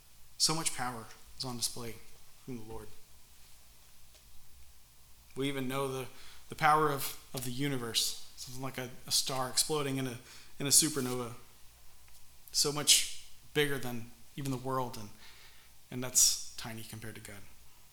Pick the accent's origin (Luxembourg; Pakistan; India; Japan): Pakistan; I used to live next to a river when I was growing up in Pakistan, the Indus River. It's a pretty big river.